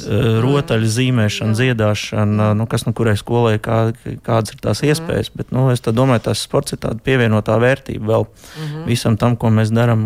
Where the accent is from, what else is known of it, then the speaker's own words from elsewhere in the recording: near Odense, Southern Denmark, Denmark; es... īstenībā esmu no Dānijas vidienas uz salas dzīvoju. Oh. Tā tuvākā pilsēta tā ir Odense